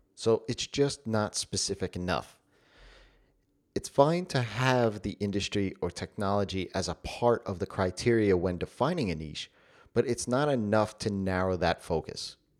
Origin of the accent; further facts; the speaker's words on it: United States; I am American